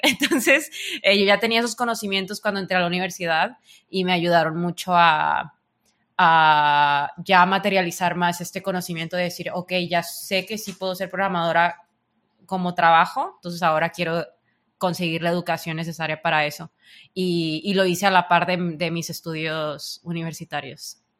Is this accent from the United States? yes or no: no; Sinaloa, Mexico; otro mexicano